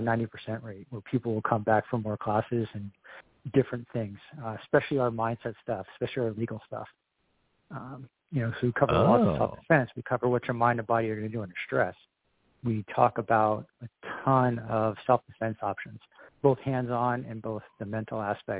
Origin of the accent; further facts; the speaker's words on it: Whitefish, Montana, United States; Yeah, so we're from Whitefish, Montana, kind of Flathead Valley, like northwestern Montana.